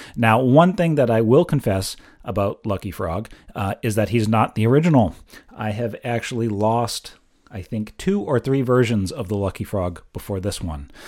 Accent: Exeter, New Hampshire, United States; my hometown of Exeter, New Hampshire.

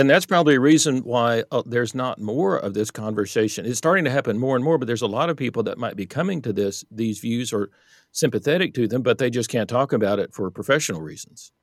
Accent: Texas, United States; I grew up in Texas in the, in the Bible Belt

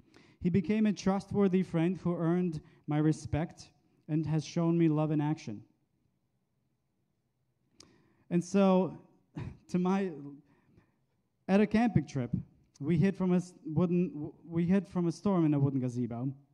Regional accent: Bosnia & Herzegovina; moved away; I grew up Muslim in Bosnia, where the name of Jesus is not raising a feeling of safety and comfort, but rather feelings of fear and danger. I was a mere child when the Balkan War happened in the 90s.

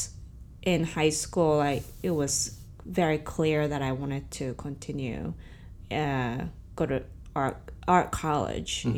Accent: Chofu, Tokyo, Japan; moved away as an adult; now in Brooklyn, New York, United States; Born and raised in Tokyo

